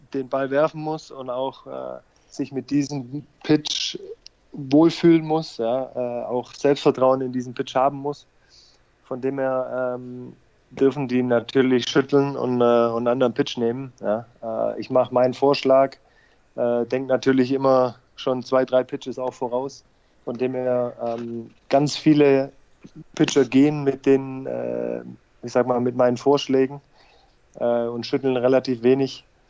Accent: Leonberg, Baden-Württemberg, Germany; moved away as an adult; also born or lived in Stuttgart / United States / South Africa / Netherlands; now in Heidenheim, Germany; Ich bin ja sogar gebürtiger Stuttgarter, äh, nur aufgewachsen ja. in Leonberg

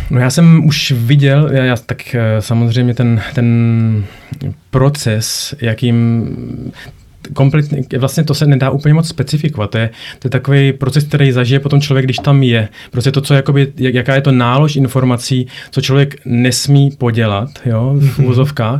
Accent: Prague, Czechia; moved away as an adult; also born or lived in United States / Belgium / Norway; now in Germany; pocházím původně z Prahy

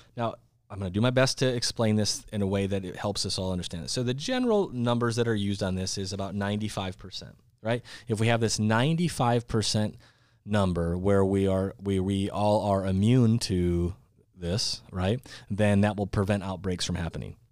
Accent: South Dakota, United States; my home state of South Dakota

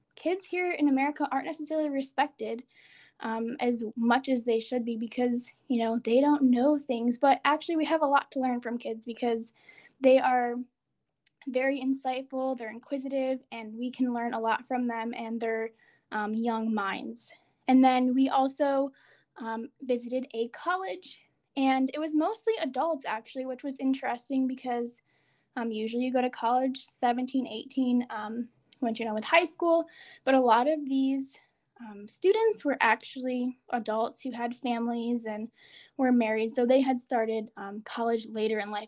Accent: United States; as an American

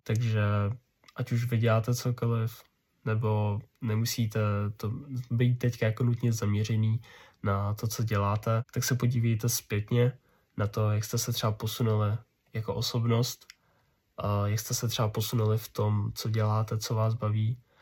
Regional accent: Ústí nad Labem, Ústí nad Labem Region, Czechia; jsem z Ústí nad Labem, což je v některých aspektech celkem konzervativní město

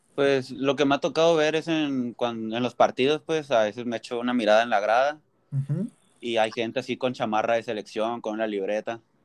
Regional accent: Tijuana, Baja California, Mexico; also born or lived in Mexicali; yo nací aquí en Tijuana, he nacido en México, he, vivido en Mexicali, pero muy chiquito, casi no tengo recuerdos de ahí y casi toda mi vida he vivido aquí en Tijuana

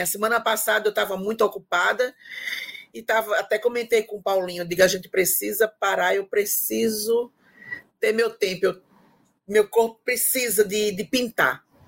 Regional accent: Timbaúba, Pernambuco, Brazil; moved away as an adult; now in João Pessoa, Brazil; minha mãe me matriculou em uma escola de pintura lá na minha cidade, em Timbaúba, que é de Pernambuco

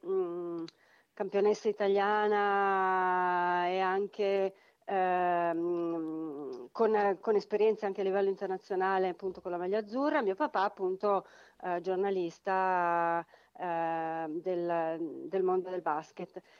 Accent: Milan, Lombardy, Italy; da milanesi

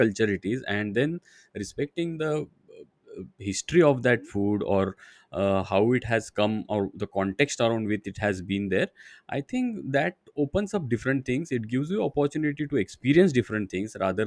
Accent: India; I am born in India

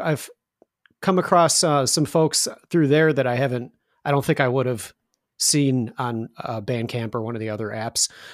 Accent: Chicago, Illinois, United States; also born or lived in Indiana; now in Chicago, United States; I'm originally from Chicago, and then I wound up moving back to Chicago.

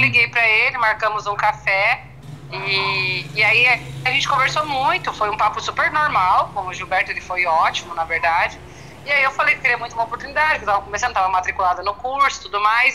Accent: interior of Paraná, Brazil; moved away as an adult; also born or lived in Curitiba; now in São Paulo, Brazil; sou do interior do Paraná

